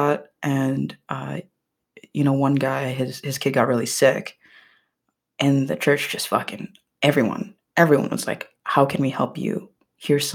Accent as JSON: {"language": "English", "country": "Philippines", "tie": "born or raised there", "said": "growing up in the Philippines, going to church, going to Catholic school"}